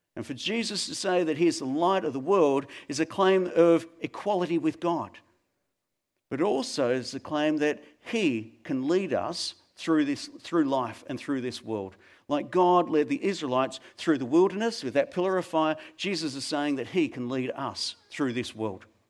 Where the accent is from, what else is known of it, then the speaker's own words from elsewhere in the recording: Melbourne, Victoria, Australia; when I was a young kid growing up in Melbourne